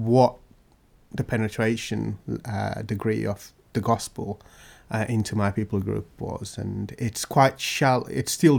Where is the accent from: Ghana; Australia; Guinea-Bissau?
Guinea-Bissau; now in Great Yarmouth, United Kingdom; I come from Guinea-Bissau, in West Africa